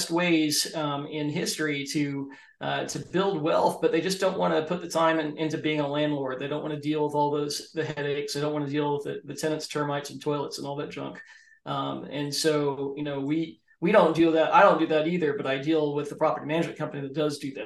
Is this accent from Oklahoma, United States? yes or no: yes; Oklahoma, United States; moved away; also born or lived in Arizona; where I grew up in Oklahoma